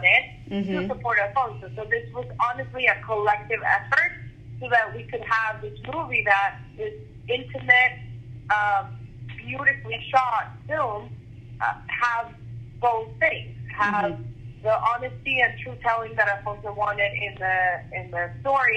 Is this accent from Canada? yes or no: no; Venezuela; I'm from Venezuela